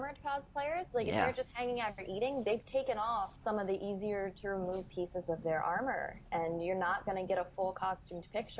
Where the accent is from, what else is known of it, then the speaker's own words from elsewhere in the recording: Bozeman, Montana, United States; because I lived in Bozeman, Montana at the time